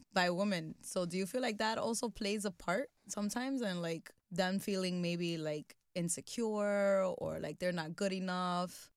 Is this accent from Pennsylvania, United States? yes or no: no; New York City, New York, United States; my experience growing up in Washington Heights